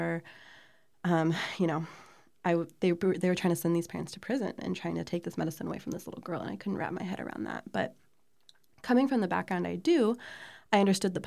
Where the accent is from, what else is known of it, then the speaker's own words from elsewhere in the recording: Columbia, Missouri, United States; I grew up here in Columbia, Missouri